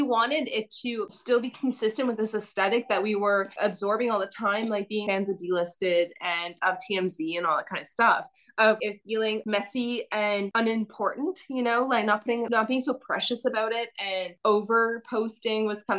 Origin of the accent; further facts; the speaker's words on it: Cape Breton, Nova Scotia, Canada; now in Vancouver, Canada; I come from Cape Breton